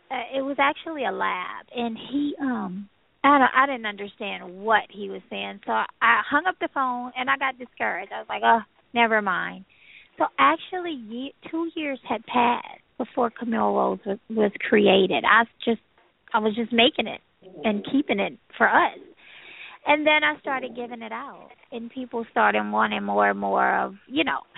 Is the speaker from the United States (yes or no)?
yes; Louisiana, United States; I'm from Louisiana